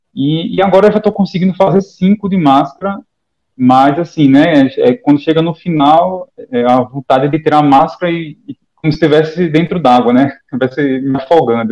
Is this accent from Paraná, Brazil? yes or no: no; Maceió, Alagoas, Brazil; now in Aracaju, Brazil; Eu, eu moro aqui em Aracaju, sou de Maceió, mas eu moro em Aracaju.